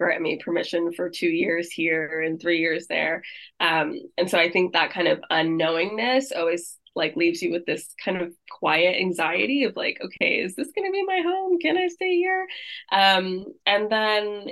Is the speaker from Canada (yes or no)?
no; United States; moved away as an adult; now in London, United Kingdom; I'm American